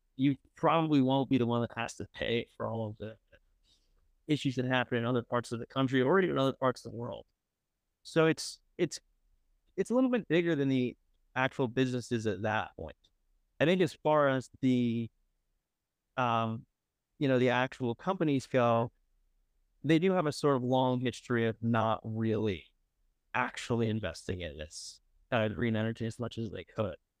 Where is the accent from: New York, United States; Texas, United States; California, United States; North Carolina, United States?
New York, United States; upstate; now in New York City, United States; I'm from upstate New York, like, two hours north of the city